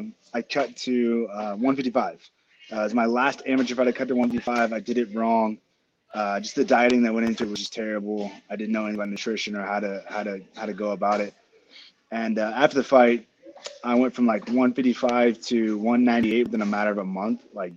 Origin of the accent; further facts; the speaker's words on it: United States; I'm American, so you can't go French vanilla.